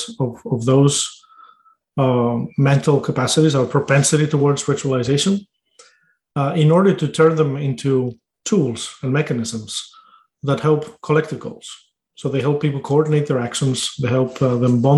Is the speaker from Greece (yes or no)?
yes; Greece; moved away